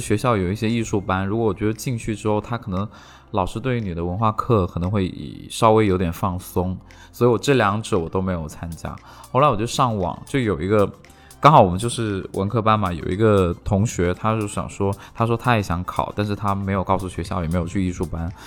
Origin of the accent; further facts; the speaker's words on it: Shenzhen, Guangdong, China; Chinese is a second language; 当时当时我们呃在深圳